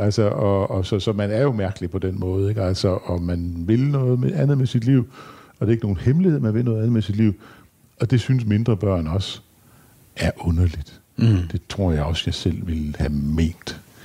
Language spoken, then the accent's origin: Danish; Skærbæk, Southern Denmark, Denmark; i Skærbæk, hvor jeg kommer fra